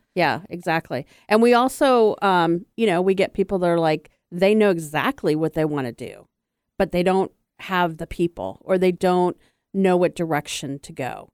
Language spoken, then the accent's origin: English; U.S. Virgin Islands; I grew up on St. Croix, which I was a minority